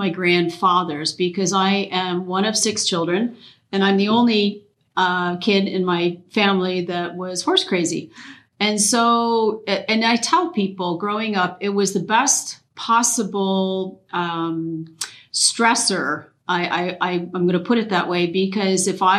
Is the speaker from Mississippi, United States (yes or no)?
no; Genesee Valley, New York, United States; I am from the Genesee Valley. I am a graduate A Pony Clubber from the Genesee Valley Hunt Pony Club back in its day